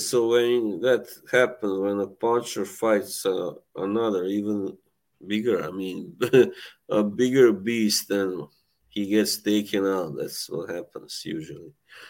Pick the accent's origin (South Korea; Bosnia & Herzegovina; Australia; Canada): Bosnia & Herzegovina; I'm from Bosnia, Herzegovina. As my kind of nickname kind of alludes